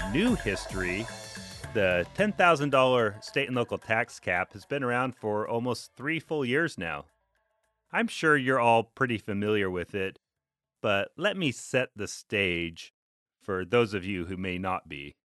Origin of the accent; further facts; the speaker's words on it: Alaska, United States; moved away; growing up in Alaska